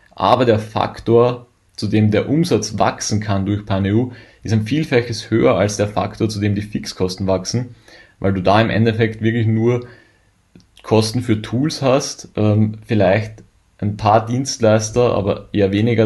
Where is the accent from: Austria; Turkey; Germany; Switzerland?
Germany; als Deutscher